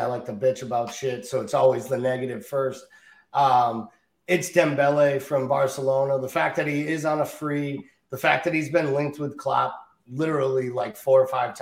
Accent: Ireland; as an Irish kid

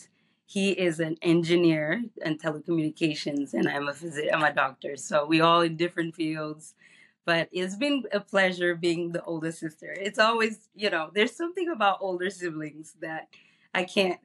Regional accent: Guinea-Bissau; now in Chicago, United States; I was born and raised in Guinea-Bissau, a small country in West Africa

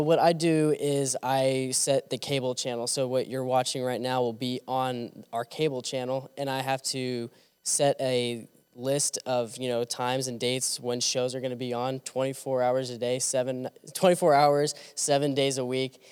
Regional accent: Kansas City, Missouri, United States; moved away as an adult; now in Jonesboro, United States; I'm from Kansas City, Missouri

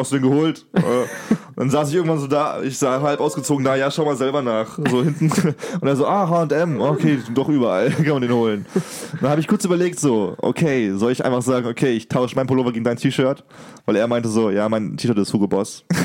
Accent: Germany; bei uns in Deutschland

